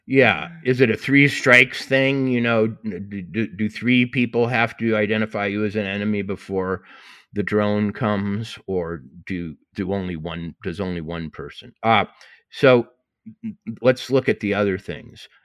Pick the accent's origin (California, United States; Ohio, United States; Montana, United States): Montana, United States; I said I was from Montana